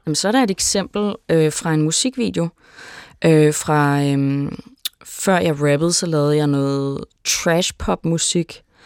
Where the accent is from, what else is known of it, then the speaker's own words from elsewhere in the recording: Denmark; som dansker